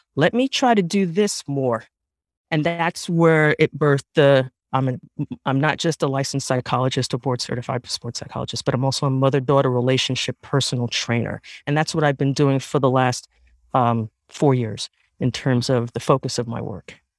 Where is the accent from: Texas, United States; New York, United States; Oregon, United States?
New York, United States; New York City; I was raised in the Bronx